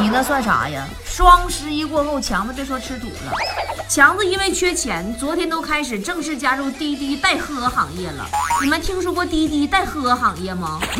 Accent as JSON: {"language": "Chinese", "country": "China", "said": "我们中国人"}